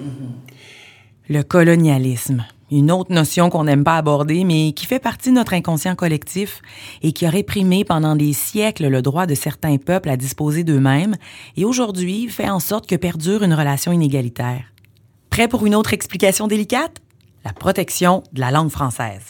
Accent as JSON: {"language": "French", "town": "Montreal", "region": "Quebec", "country": "Canada", "tie": "born or raised there", "said": "je suis née à Montréal, métissée d'un père béninois et d'une mère blanche"}